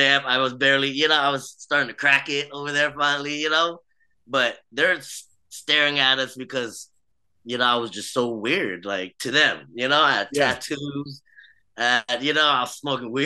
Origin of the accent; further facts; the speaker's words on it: United States; also born or lived in Vietnam; I grew up in the States. I grew up here all my life